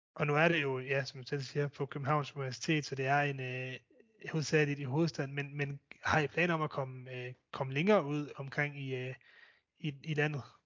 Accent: Denmark; som danskere

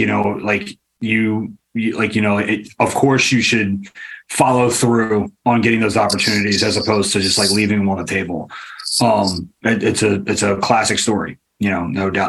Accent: Richmond, Virginia, United States; I grew up like in Richmond

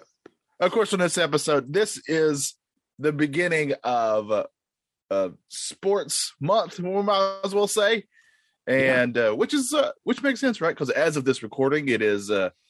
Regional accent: North Carolina, United States; I'm born and raised in North Carolina during the 90s

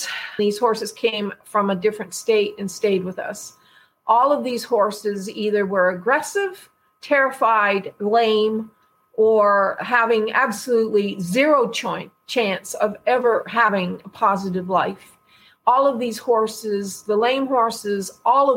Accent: Canada; I'm from Canada

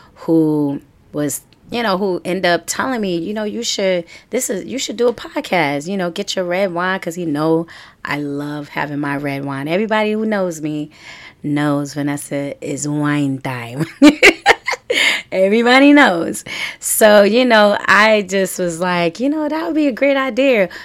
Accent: New York City, New York, United States; also born or lived in Harlem / Brooklyn; I was born in Harlem, and I was raised in the Bronx

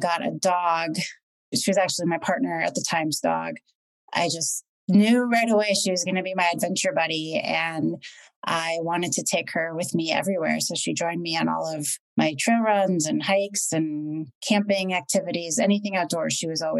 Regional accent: Washington, United States; I grew up in Washington.

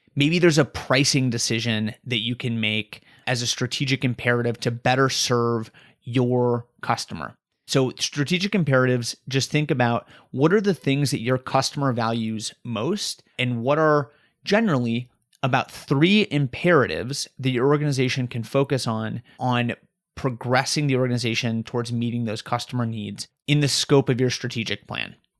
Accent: Colorado, United States; now in Raleigh, United States; I'm originally from Colorado

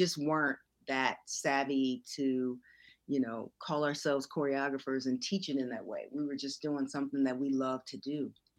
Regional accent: California, United States; also born or lived in Little Rock, Arkansas; I was born in Little Rock, Arkansas, but my mom moved us here to California when I was 5.

